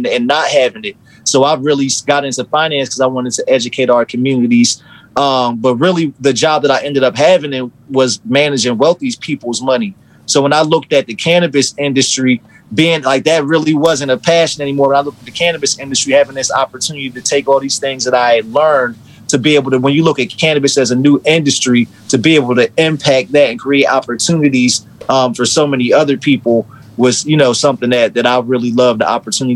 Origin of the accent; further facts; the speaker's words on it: Trenton, New Jersey, United States; growing up in Trenton, like being arrested